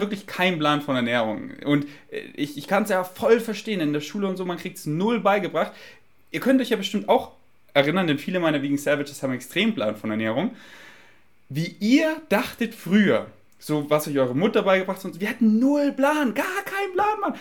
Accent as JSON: {"language": "German", "country": "Germany", "accent": "German", "said": "mein deutscher Akzent ist einfach stark"}